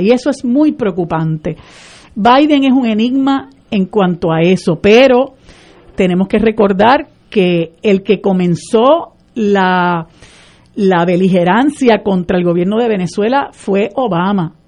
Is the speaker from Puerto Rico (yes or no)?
yes; Puerto Rico; Nosotros somos un país latinoamericano, caribeño, distinto